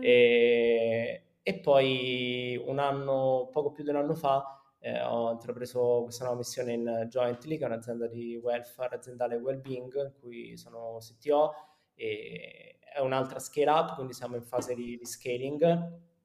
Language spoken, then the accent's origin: Italian; Rome, Lazio, Italy; moved away as an adult; also born or lived in Milan; sono romano